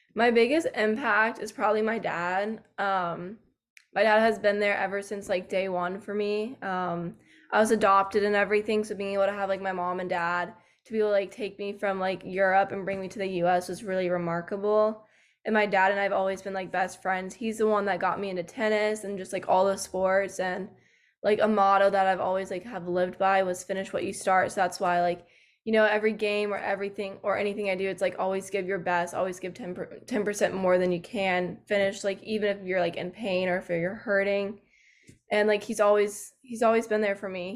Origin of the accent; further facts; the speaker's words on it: Georgia, United States; moved away as an adult; now in Tennessee, United States; I'm actually from Georgia, but I go to school in Tennessee.